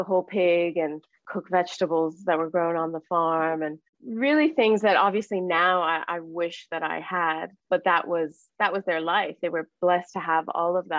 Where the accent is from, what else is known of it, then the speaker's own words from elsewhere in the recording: Miami, Florida, United States; moved away as an adult; also born or lived in California; now in Australia; Growing up in Miami and Cuban household